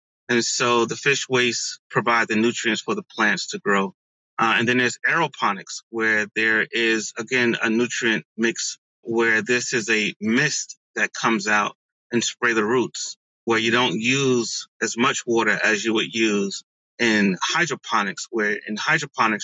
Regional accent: East Orange, New Jersey, United States; also born or lived in Newark; I was born in Newark, grew up in East Orange

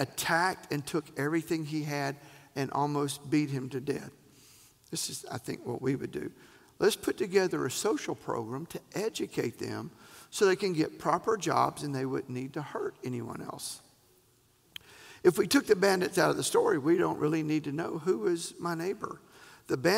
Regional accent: the South, United States; We're from the South

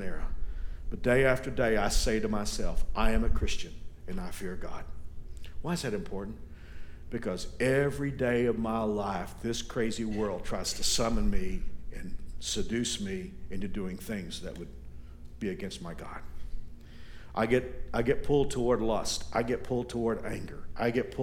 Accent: United States; we in America

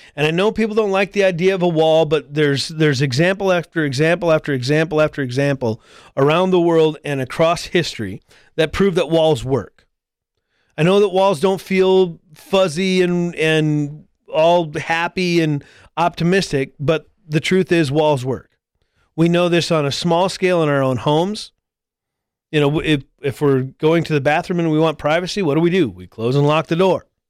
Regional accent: United States; as an American citizen, I cannot travel to Canada.

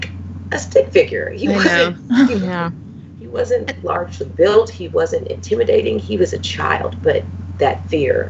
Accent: Los Angeles, California, United States; moved away; I'm originally from Los Angeles

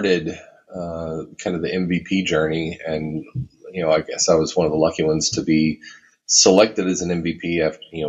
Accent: Texas, United States; now in Minnesota, United States; I live in Minnesota. I'm originally from Texas, but I've been in Minnesota for a long time now

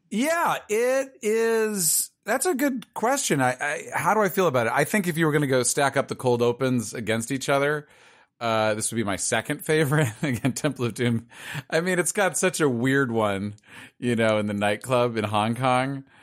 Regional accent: Los Angeles, California, United States; I'm from Pacific Palisades, which is, is exactly what it sounds like. It's sort of a, a nice little area near Malibu.

